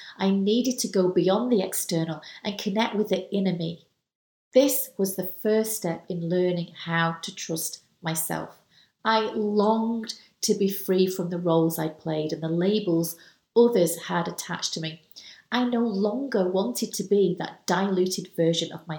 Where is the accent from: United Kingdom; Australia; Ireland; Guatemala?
United Kingdom; I'm British